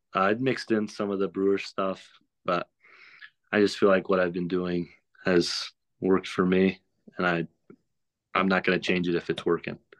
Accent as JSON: {"language": "English", "town": "Oxford", "region": "Mississippi", "country": "United States", "said": "I'm from Oxford, so Ole Miss is, like, right next to my home"}